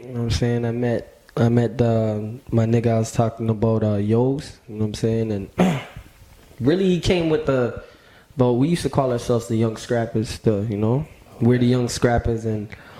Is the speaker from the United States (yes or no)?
no; Scarborough, Ontario, Canada; I think, shit, when I was growing up in Scarborough, like, I was like 7 years old